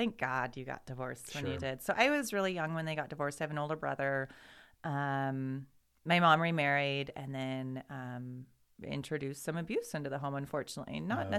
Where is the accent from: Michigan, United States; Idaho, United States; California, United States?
Idaho, United States; Boise; also born or lived in Meridian / Nampa; Born and raised in Meridian, Nampa, Boise, all over town here